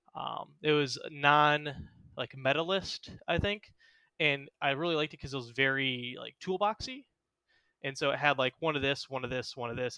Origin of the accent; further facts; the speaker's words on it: Houston, Texas, United States; That's where I live is, is in Houston.